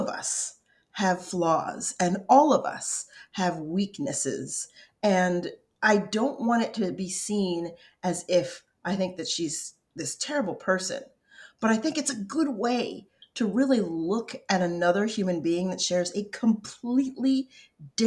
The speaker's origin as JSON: {"language": "English", "region": "Colorado", "country": "United States", "tie": "born or raised there", "also_born_or_lived": "upstate New York", "said": "growing up in Colorado and in the tiny town in upstate New York that we grew up in first"}